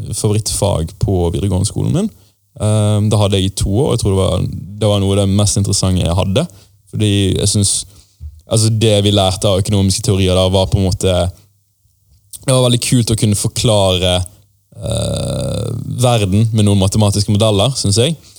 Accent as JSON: {"language": "Norwegian", "town": "Bergen", "region": "Vestland", "country": "Norway", "tie": "born or raised there", "said": "jeg vokste opp i et eh, mindre område, som het Skjold, eh, som ligger ganske nærmt Lagunen storsenter"}